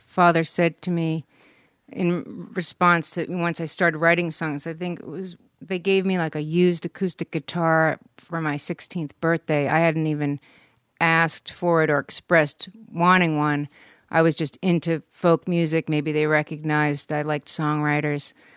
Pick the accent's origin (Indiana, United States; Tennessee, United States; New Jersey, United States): New Jersey, United States; West Orange; moved away as an adult; also born or lived in Germany / New York City / Taos, New Mexico / New Orleans; now in Los Angeles, United States; I was born in Germany, but I grew up in New Jersey, West Orange, New Jersey.